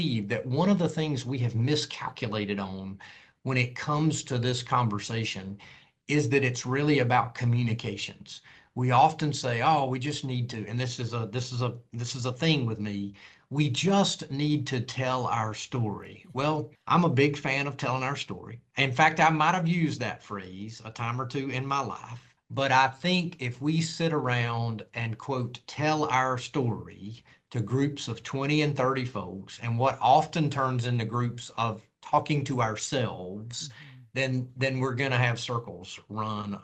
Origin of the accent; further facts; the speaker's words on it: North Carolina, United States; having lived through some of that here in my home state